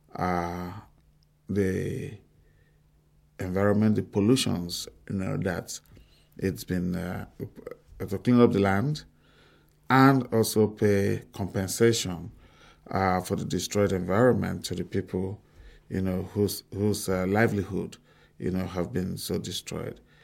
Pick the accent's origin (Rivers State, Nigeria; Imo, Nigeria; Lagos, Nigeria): Rivers State, Nigeria; Bori; I grew up, uh, in a small town called Bori